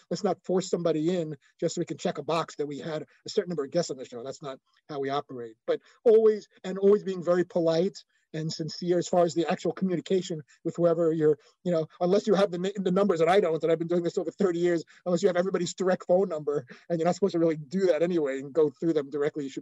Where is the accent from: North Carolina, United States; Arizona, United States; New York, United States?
New York, United States; New York City; moved away as an adult; also born or lived in Los Angeles / Bristol, Connecticut; I grew up in Brooklyn